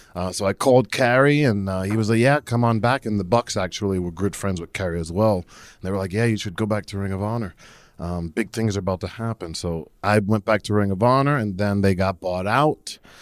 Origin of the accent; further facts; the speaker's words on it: New Jersey, United States; I'm originally from New Jersey